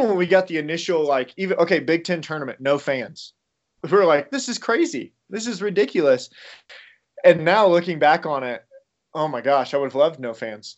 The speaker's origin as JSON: {"language": "English", "region": "Illinois", "country": "United States", "said": "I am from Illinois, so I'm a big Illinois fan"}